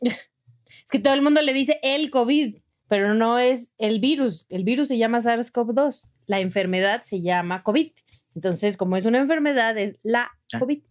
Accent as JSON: {"language": "Spanish", "country": "Mexico"}